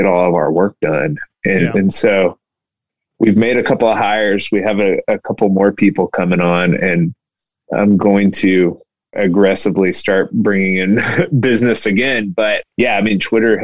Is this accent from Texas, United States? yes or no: yes; Houston, Texas, United States; I grew up in Houston. I've lived in Houston my whole life